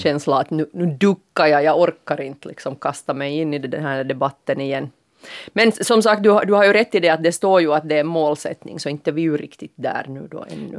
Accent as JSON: {"language": "Swedish", "country": "Finland", "said": "som finlandssvensk aktiv medborgare"}